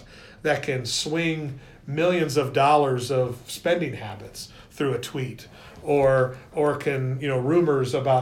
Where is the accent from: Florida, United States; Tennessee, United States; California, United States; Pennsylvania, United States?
California, United States; Northern; moved away; I grew up in Northern California